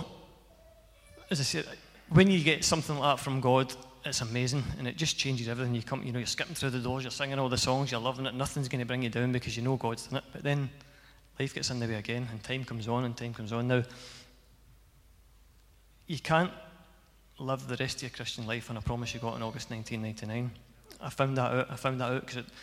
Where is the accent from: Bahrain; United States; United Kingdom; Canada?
United Kingdom; Cumnock, Scotland; I came from Cumnock.